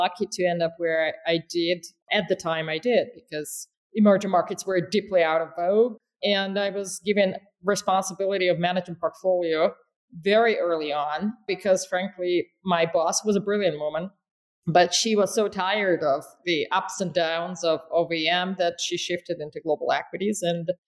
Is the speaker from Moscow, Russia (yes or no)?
no; North Ossetia–Alania, Russia; moved away as an adult; also born or lived in New York; I grew up in Russia